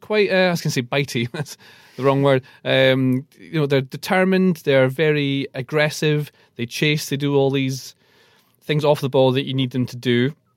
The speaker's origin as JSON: {"language": "English", "area": "Aberdeenshire", "region": "Scotland", "country": "United Kingdom", "tie": "born or raised there", "said": "I grew up in Aberdeenshire"}